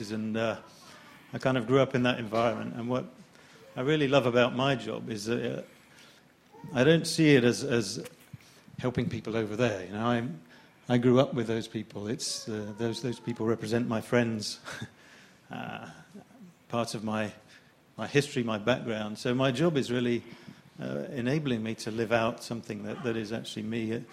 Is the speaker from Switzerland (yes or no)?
no; Brazil; my parents were missionaries. I grew up in Brazil.